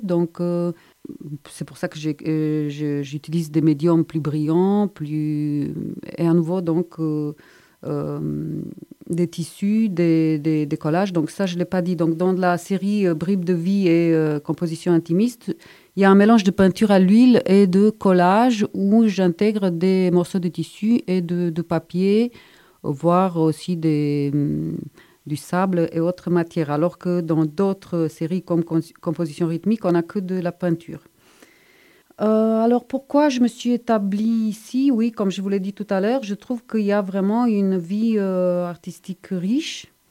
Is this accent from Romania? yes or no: yes; Bucharest, Romania; moved away as an adult; also born or lived in Strasbourg, France / Montpellier, France; now in Montpellier area, France; Je viens de Bucarest en Roumanie